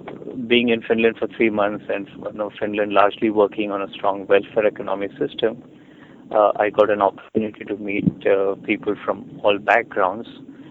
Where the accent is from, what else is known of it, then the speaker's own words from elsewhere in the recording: India; I was born and brought up in India, born to a relatively conservative Indian family there.